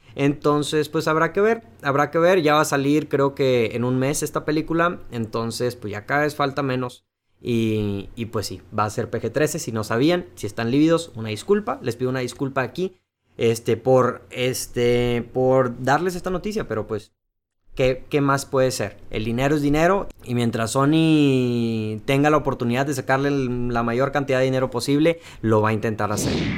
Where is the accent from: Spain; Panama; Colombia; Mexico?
Mexico; somos mexicanos